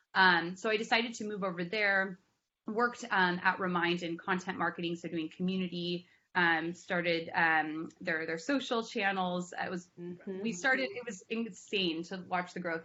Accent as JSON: {"language": "English", "town": "Berkeley", "region": "California", "country": "United States", "tie": "born or raised there", "also_born_or_lived": "San Francisco", "said": "I grew up in the Bay Area, so I'm from Berkeley originally, um, but moved to San Francisco."}